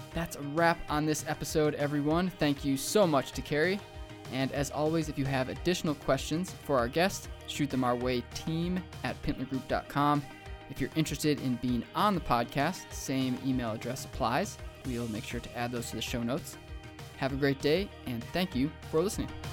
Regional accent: Rochester, New York, United States; moved away as an adult; also born or lived in Chicago / Richmond, Virginia; now in Missoula, United States; I grew up in Rochester, New York

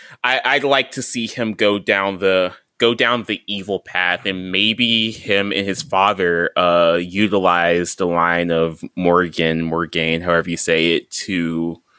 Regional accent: North Carolina, United States; Like, I am a North Carolinian. I am a Southerner. I am from here and I love it. And I don't know if I could ever leave.

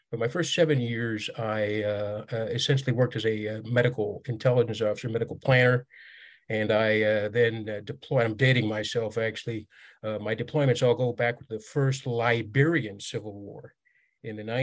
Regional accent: Riyadh, Riyadh Province, Saudi Arabia; I grew up in Riyadh, the Saudi capital, and that's where my childhood home is

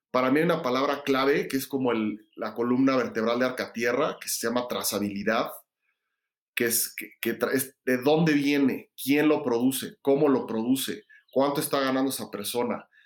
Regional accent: Mexico City, Mexico; yo crecí en la Ciudad de México

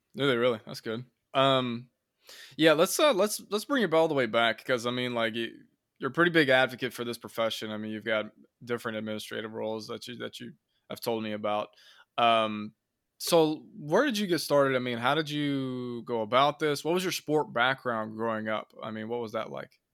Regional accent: Indiana, United States; from my hometown here in Indiana

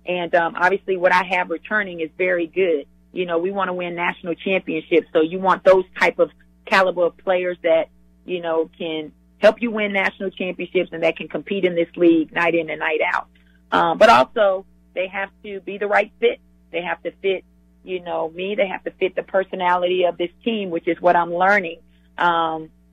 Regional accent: the South, United States; I'm a Southerner

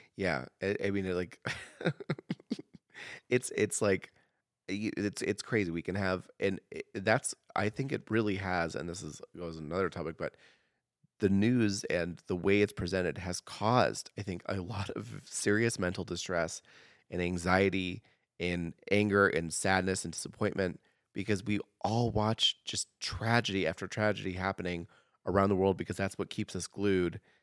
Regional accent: Oregon, United States; now in Idaho, United States; growing up in Oregon

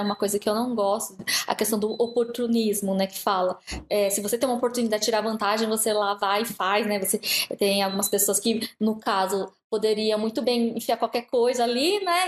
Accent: Brazil; also born or lived in Japan; now in Pittsburgh, United States; eu já lia desde a minha adolescência no Brasil

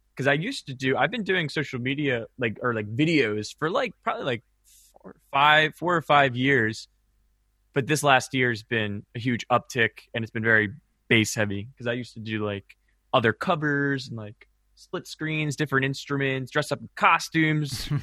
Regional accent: Maryland, United States; growing up in Maryland

